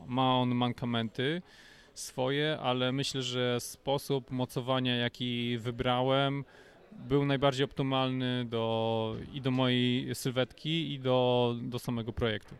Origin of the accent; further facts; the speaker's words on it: Gogolin, Opole Voivodeship, Poland; moved away as an adult; also born or lived in Kraków; do Gogolina, do mojego rodzinnego miasta